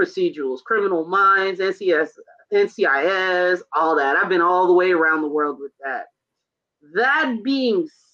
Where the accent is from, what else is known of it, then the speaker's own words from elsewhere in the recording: New York, United States; I'm New York born and raised